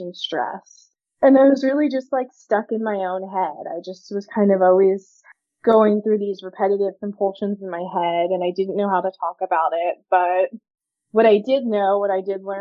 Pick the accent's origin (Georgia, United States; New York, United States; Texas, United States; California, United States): California, United States; also born or lived in Virginia; We moved from Virginia to California when I was about 9 years old. And moving to California, I felt like an outsider at school immediately